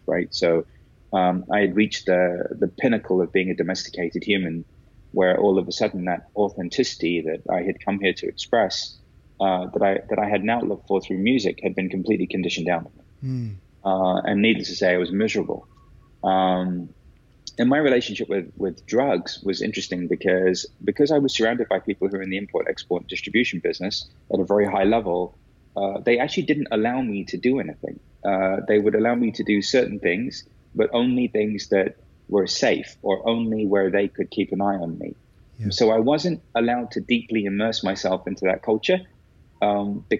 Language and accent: English; London, United Kingdom; growing up in London